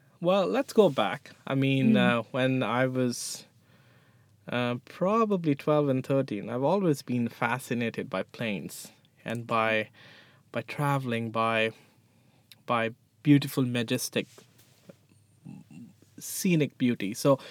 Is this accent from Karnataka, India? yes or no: no; New Delhi, Delhi, India; now in Halifax, Canada; So, well, right now I live in Halifax. {S0} Yeah. {S1} But I moved from New Delhi, India 10 years ago.